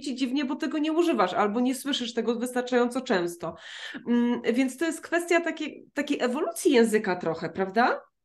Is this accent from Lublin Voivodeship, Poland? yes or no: no; near Rzeszów, Subcarpathian Voivodeship, Poland; ja pochodzę z Podrzeszowa